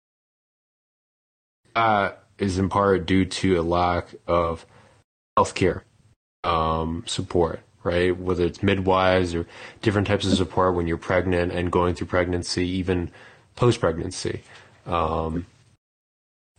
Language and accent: English; United States; being the American here amongst us